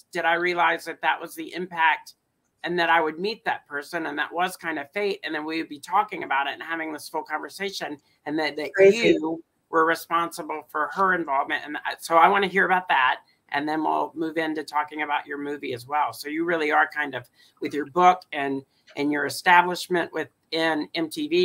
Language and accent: English; Alabama, United States; moved away; I'm from Alabama originally